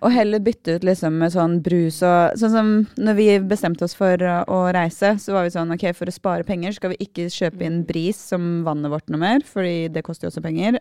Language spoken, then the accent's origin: Norwegian; Aurskog, Akershus, Norway; Vi, vi, er på Aurskog